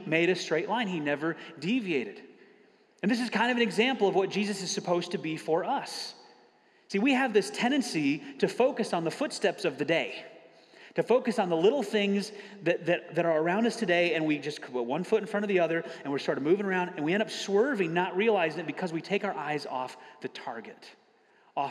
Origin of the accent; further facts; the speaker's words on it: Michigan, United States; moved away as an adult; I grew up in Michigan, so I spent 18 years in the cold and snow